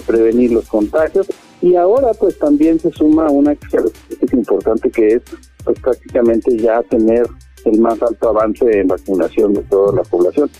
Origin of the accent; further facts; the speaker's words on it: Mexico; Como mexicanos, pues la gran mayoría procesamos pues, profesamos el catolicismo